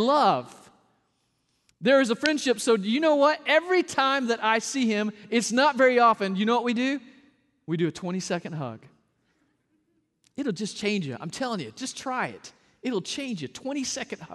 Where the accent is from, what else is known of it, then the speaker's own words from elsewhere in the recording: the South, United States; I'm a hugger from the South